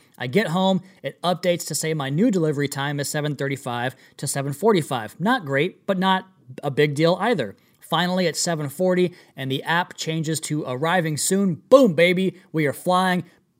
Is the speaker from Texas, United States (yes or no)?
no; Cleveland, Ohio, United States; I'm from Cleveland, so that's why, LOL.